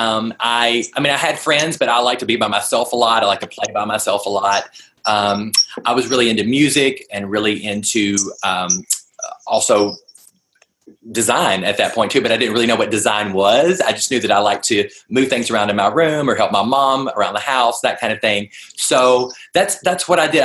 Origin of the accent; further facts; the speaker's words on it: Nashville, Tennessee, United States; now in Los Angeles, United States; I'm originally from Nashville, so all of my real family is over there